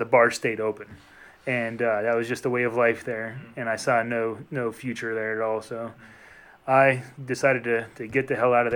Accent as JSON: {"language": "English", "town": "Wilkes-Barre", "region": "Pennsylvania", "country": "United States", "tie": "born or raised there", "moved": "as an adult", "said": "I'm from Wilkes-Barre, Pennsylvania"}